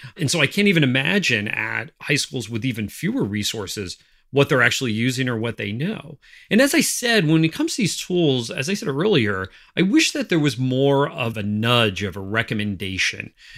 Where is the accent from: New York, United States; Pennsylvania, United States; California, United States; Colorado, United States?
Pennsylvania, United States; northeastern; my hometown in northeastern Pennsylvania